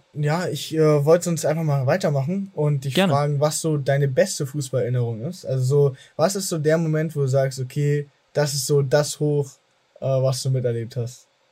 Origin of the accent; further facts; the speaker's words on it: Germany; ich selber wurde aber in Deutschland geboren habe aber durch dieses Aufwachsen mit einer italienischen Familie auch also eine starke Verbindung zum italienischen